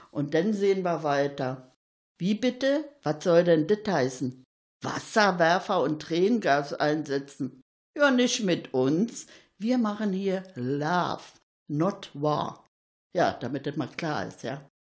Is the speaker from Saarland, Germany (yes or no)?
no; Berlin, Germany; Da will man als Berliner immer Vorbild sein mit seinen Erfahrungen und was ist.